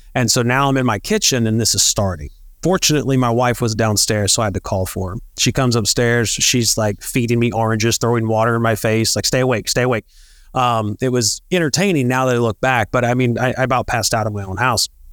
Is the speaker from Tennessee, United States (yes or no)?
yes; Northeast Tennessee, United States; moved away as an adult; also born or lived in Pensacola, Florida / Beaufort, South Carolina / Yuma, Arizona; we grew up in Northeast Tennessee